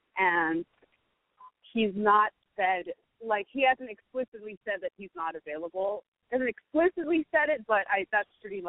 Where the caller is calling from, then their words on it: New York City, New York, United States; 33. I'm calling from New York City.